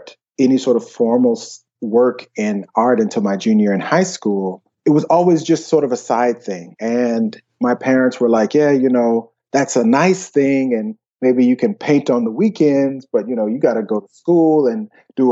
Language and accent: English; Alabama, United States; moved away as an adult; also born or lived in Columbus, Georgia / Atlanta, Georgia; now in Copenhagen, Denmark; the rest was there in Alabama